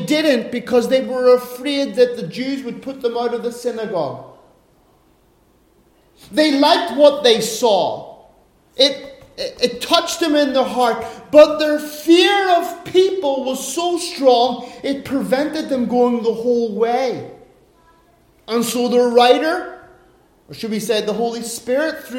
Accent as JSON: {"language": "English", "country": "Ireland", "moved": "yes", "lives_now": "Finland", "said": "as an Irishman"}